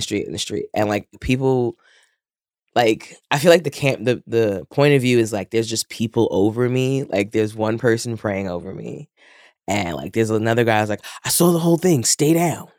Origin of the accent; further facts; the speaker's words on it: New York City, New York, United States; I am born and raised in Queens.